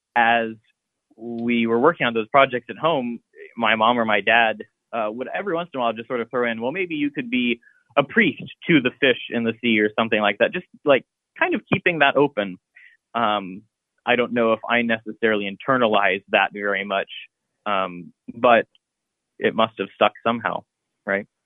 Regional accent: Columbus, Ohio, United States; I grew up in Columbus in the Clintonville neighborhood.

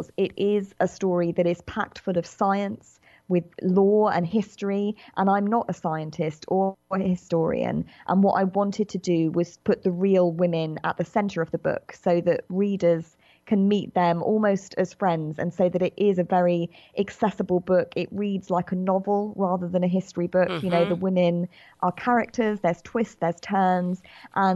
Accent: United Kingdom; accent: British; as you can probably tell from my accent, I'm a British writer

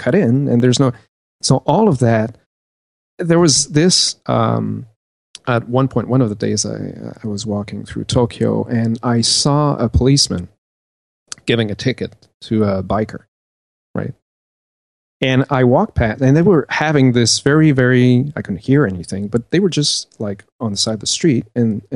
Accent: Canada; I'm from Canada

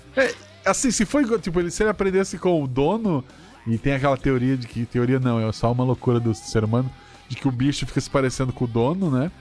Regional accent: Florianópolis, Santa Catarina, Brazil; eu, eu nasci em Florianópolis, que é região de praia

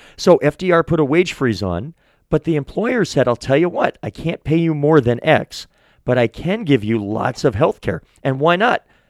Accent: Manchester, New Hampshire, United States; also born or lived in Portsmouth, New Hampshire; I'm a born and bred New Hampshire guy. I'm from Manchester.

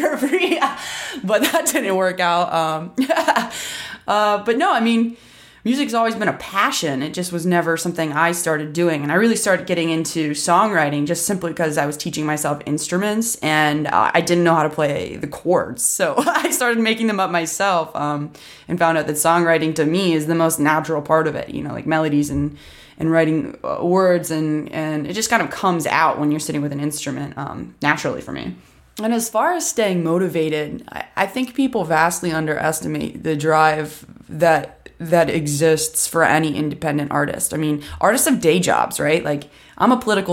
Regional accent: Columbus, Ohio, United States; also born or lived in Washington, D.C.; now in Nashville, United States; I'm originally from Columbus, Ohio, but I actually just moved to Nashville, Tennessee from D.C., where I've been living for a while

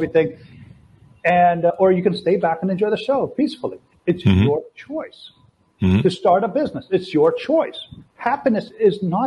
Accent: Toronto, Ontario, Canada; moved away as an adult; also born or lived in Latvia; now in Brazil; I'm from Toronto. Right now I'm in Brazil

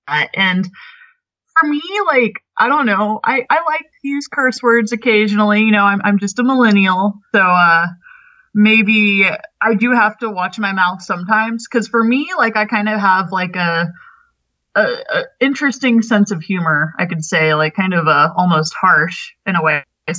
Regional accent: Houston, Texas, United States; moved away as an adult; I was 19. You know, I came from Houston, Texas. So it was just a huge culture shock.

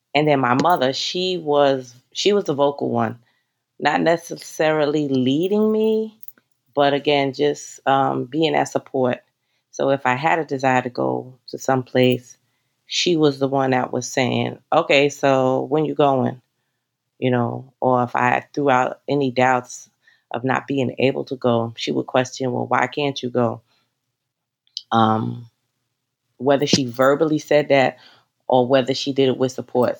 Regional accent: New York City, New York, United States; also born or lived in Northern Westchester County, New York; now in Westchester County, United States; I am from Bronx, New York

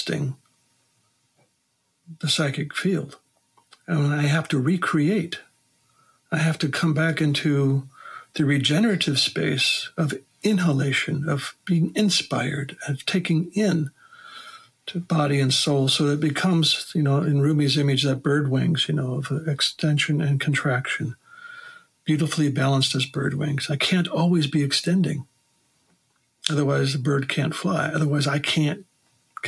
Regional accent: Wisconsin, United States; growing up in Wisconsin as a boy, all my uncles had farms

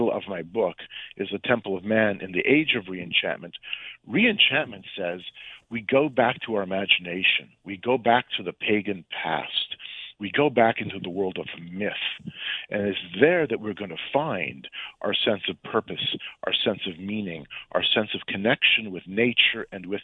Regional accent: Canada; I'm from Canada

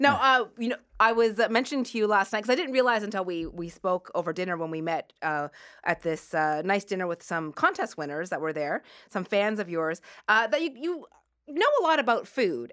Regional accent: Nova Scotia, Canada; now in Toronto, Canada; we are both from Nova Scotia

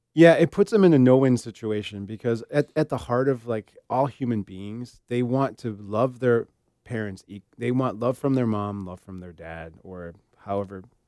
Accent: Illinois, United States; we're from Illinois

